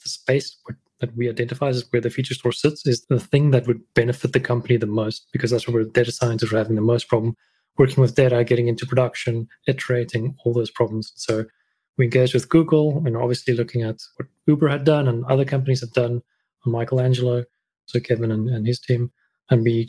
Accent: South Africa; moved away as an adult; also born or lived in Thailand; I'm a South African

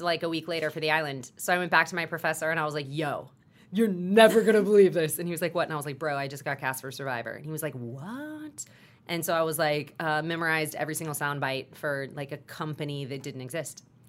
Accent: Texas, United States; I grew up in Texas where football is a religion

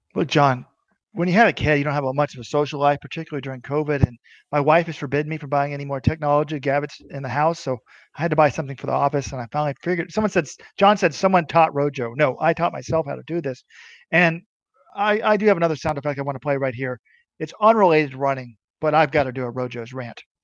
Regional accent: United States; I am an American

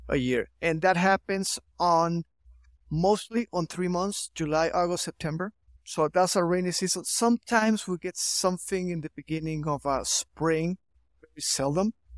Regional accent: Chihuahua, Mexico; also born or lived in St. Louis, Missouri, United States; I'm here from Chihuahua, Mexico. I've been here all my life.

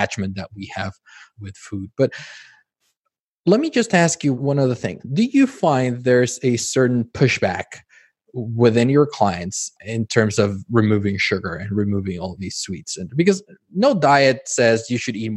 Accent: Mexico; moved away; I grew up in Mexico, and it's very Americanized in terms of how food is processed.

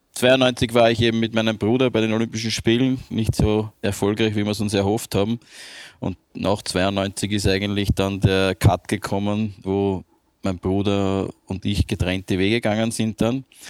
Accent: Vienna, Austria; ich bin ja geborener Wiener

